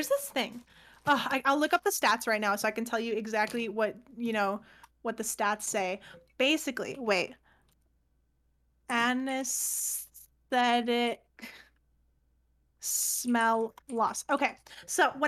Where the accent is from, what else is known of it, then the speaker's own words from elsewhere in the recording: Canada; I'm Canadian